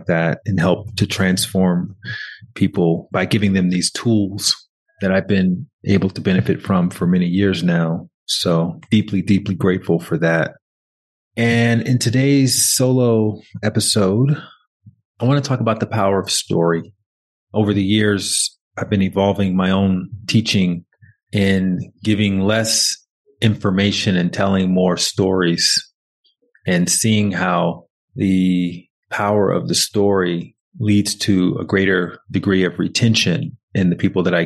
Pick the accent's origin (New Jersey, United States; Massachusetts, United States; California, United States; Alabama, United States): Alabama, United States; Montgomery; I'm from Alabama, from Montgomery, Alabama